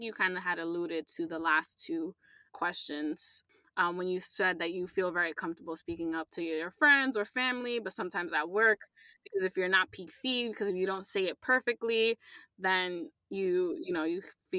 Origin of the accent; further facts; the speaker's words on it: New York, United States; I'm Latina, I'm a New Yorker, I'm an ally.